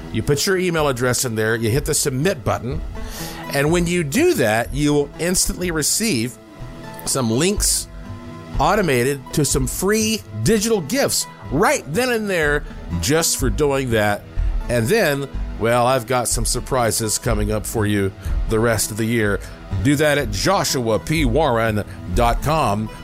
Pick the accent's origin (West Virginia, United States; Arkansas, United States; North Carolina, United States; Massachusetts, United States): North Carolina, United States; Western; growing up in West North Carolina